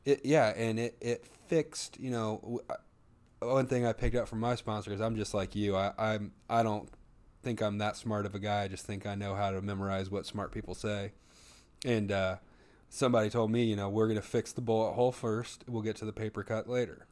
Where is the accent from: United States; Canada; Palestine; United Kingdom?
United States; the Bible Belt; we grew up in the Bible Belt